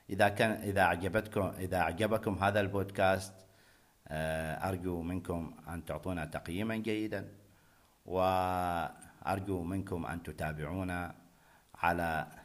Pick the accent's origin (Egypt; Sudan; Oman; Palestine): Oman; حفل الزواج عندنا في عمان